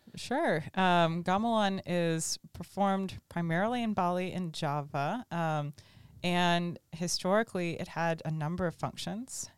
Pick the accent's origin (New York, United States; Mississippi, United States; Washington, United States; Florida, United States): Florida, United States; Tallahassee; orchestra camp at Florida State University in my hometown.